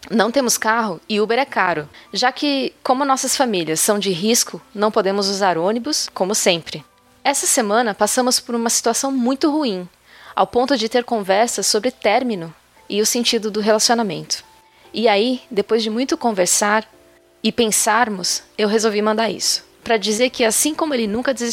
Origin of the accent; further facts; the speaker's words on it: Pará, Brazil; now in Espírito Santo, Brazil; Desde neném, eu moro com os meus padrinhos de batismo e somos do Pará. O ponto é que há 10 anos saímos de lá e viemos para o Espírito Santo.